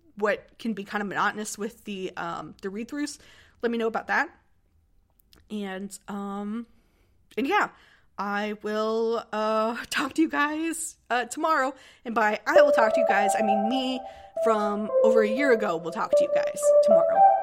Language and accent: English; United States; I'm from America